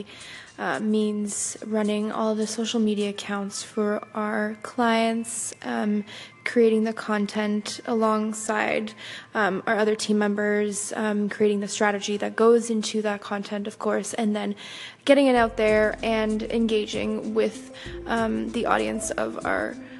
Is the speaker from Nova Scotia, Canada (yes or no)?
no; Ottawa, Ontario, Canada; I'm from Ottawa, capital of Canada